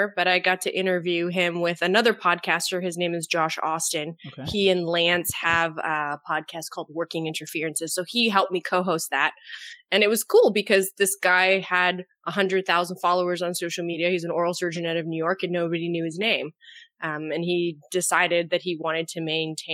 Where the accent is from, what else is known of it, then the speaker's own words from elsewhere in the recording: Canada; I'm Canadian, and so I'm the first Canadian dental hygienist to have a podcast.